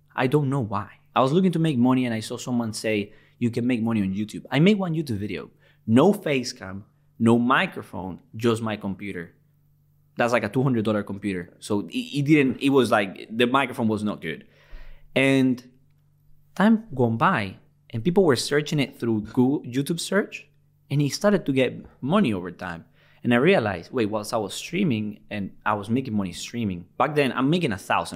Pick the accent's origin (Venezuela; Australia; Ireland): Venezuela; English is a second language; also born or lived in Liverpool, United Kingdom; now in United Kingdom; I'm from Venezuela